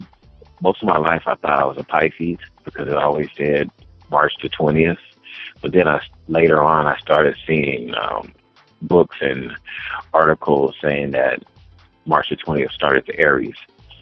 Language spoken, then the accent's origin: English; Watts, California, United States; Watts, California.